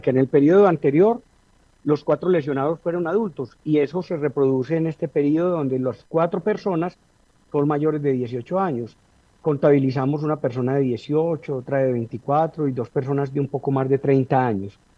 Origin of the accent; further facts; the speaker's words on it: Manizales, Caldas, Colombia; nos criamos, recordamos precisamente que uno se iba al Parque Liborio a unas casetas que se fabricaban y se improvisaban ahí a comprar voladores, globos, papeletas, buscaniguas.